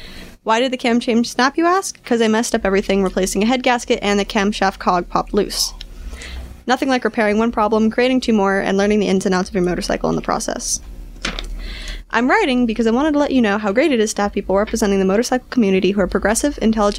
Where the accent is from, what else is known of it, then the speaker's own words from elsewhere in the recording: Chicago, Illinois, United States; now in Nashville, United States; I am originally from Chicago, and when I moved to Nashville, I couldn't find a better group of intelligent and helpful people in the world.